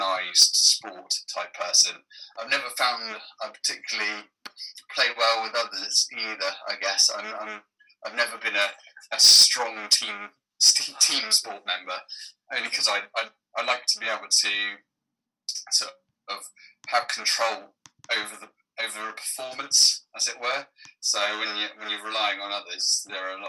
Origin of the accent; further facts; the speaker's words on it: Cornwall, South West England, United Kingdom; growing up in Cornwall, very, very far southwest of Cornwall